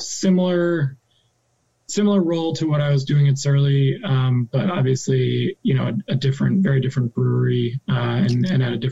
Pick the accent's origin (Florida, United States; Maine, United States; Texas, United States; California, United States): Maine, United States; moved away as an adult; also born or lived in Minneapolis; I grew up in Maine, but I've been gone for about 15 years since I left for college